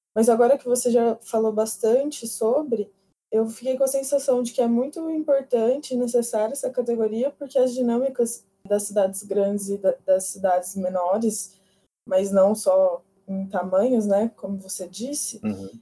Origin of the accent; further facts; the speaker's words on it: interior of São Paulo state, Brazil; moved away as an adult; now in São Paulo, Brazil; Eu vim estudar aqui na capital, mas eu sou do interior do estado de São Paulo